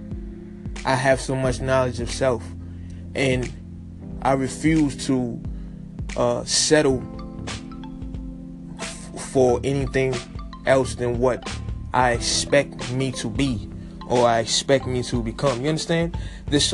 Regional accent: New York City, New York, United States; my hometown, Brooklyn

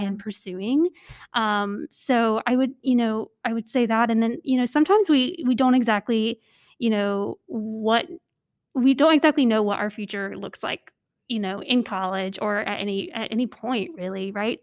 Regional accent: North Carolina, United States; I grew up in North Carolina

